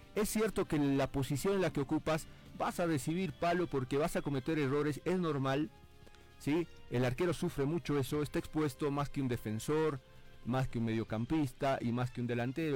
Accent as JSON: {"language": "Spanish", "country": "Bolivia", "said": "En, mi país"}